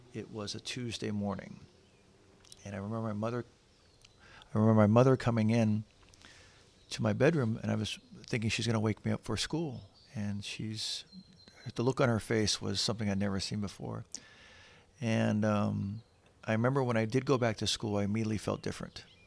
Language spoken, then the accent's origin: English; San Diego, California, United States; we moved to San Diego, so I grew up in San Diego, which is right next to Tijuana.